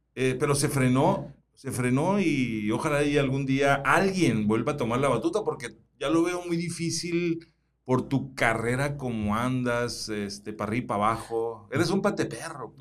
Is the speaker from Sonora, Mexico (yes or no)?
yes; Suaqui Grande, Sonora, Mexico; now in Hermosillo, Mexico; yo soy oriundo, yo nací en Suaki